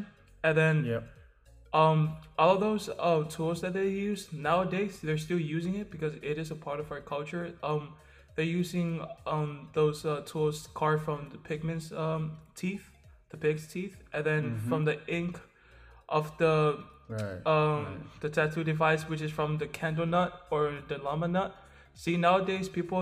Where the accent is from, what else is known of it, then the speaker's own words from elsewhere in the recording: American Samoa; I'm from American Samoa